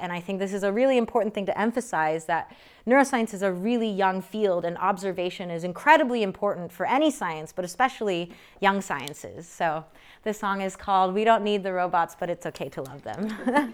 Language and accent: English; United States; an American born to Korean immigrants